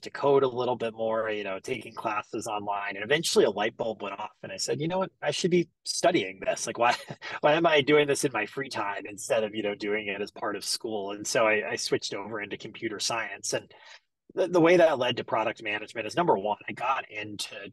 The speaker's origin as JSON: {"language": "English", "town": "Greenville", "region": "South Carolina", "country": "United States", "tie": "born or raised there", "said": "I'm originally from Greenville, South Carolina. So born and raised down there."}